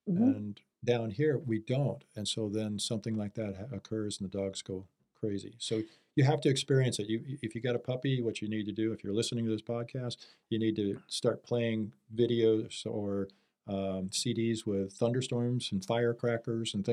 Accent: Wahoo, Nebraska, United States; moved away as an adult; also born or lived in Kansas / Las Vegas; now in Arizona, United States; my hometown is Wahoo

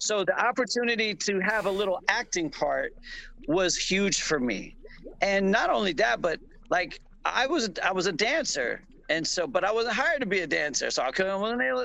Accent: Florida, United States; I'm from Florida

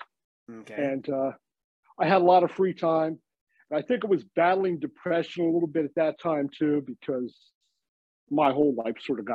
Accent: United States; Our local horror host was Dr. Shock out of Philadelphia

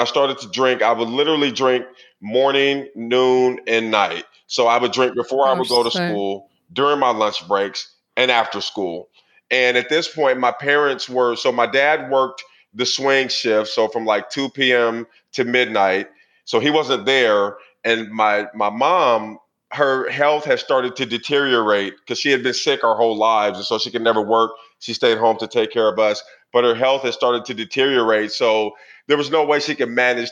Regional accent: Portland, Oregon, United States; I grew up in Portland, Oregon in the 80s

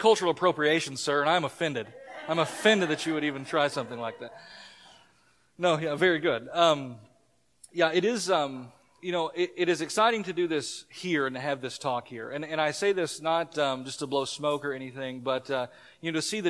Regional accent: Eastern Kentucky, United States; I'm from Eastern Kentucky

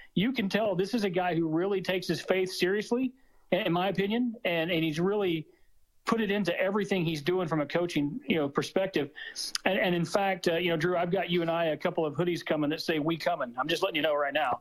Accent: Arkansas, United States; I'm from Arkansas

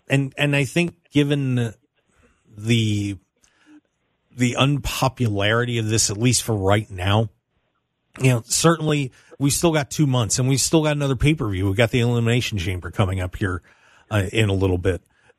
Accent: South Central Pennsylvania, United States; I'm from South Central PA

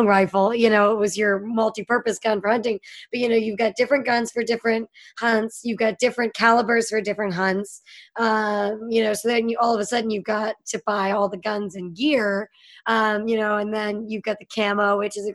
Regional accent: Pittsburgh, Pennsylvania, United States; moved away; I grew up in Pittsburgh, so there was a lot of hunting.

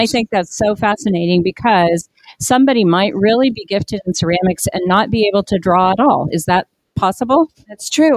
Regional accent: Wichita, Kansas, United States; when I was growing up in Wichita

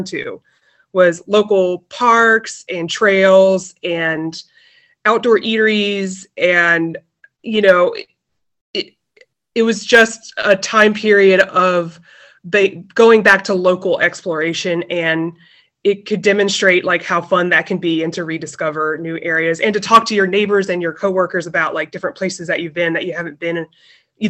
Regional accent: North Carolina, United States; moved away as an adult; now in Baltimore, United States; I am actually originally from North Carolina. I moved up here almost 14 years ago

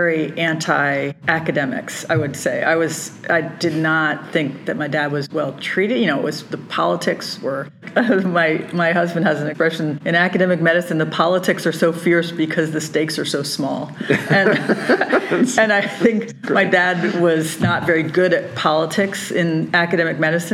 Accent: Philadelphia, Pennsylvania, United States; I was born in Philadelphia

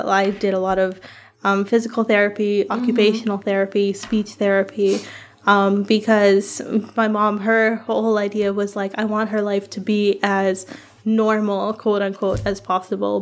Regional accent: Guyana; I'm brown. I'm from Guyana

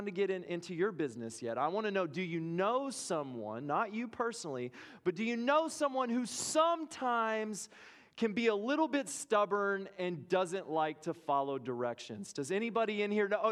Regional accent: Lubbock, Texas, United States; I grew up in Lubbock, Texas

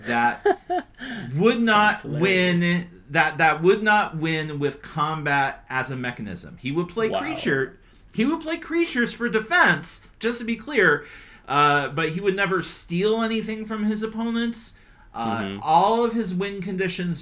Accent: Northeast Pennsylvania, United States; moved away; also born or lived in Finland; I'm from Northeast PA

